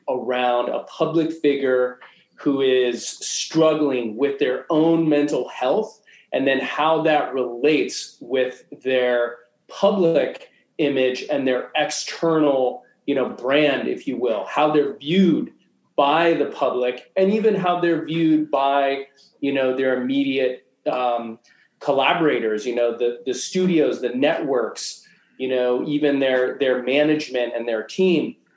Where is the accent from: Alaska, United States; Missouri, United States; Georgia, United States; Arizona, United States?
Alaska, United States; Anchorage; now in Los Angeles, United States; I was actually born and raised in Anchorage